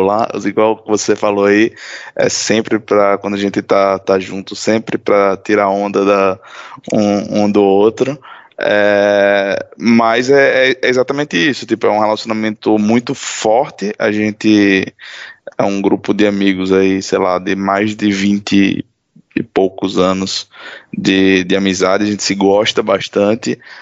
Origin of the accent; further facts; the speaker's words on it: Natal, Rio Grande do Norte, Brazil; moved away as an adult; eu sou natural de Natal, no Rio Grande do Norte, e saí do, do meu estado já há quase 10 anos.